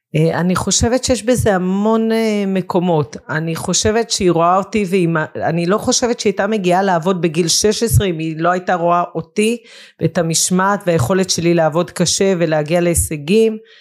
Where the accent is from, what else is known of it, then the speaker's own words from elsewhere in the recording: Israel; גדלתי בקיבוץ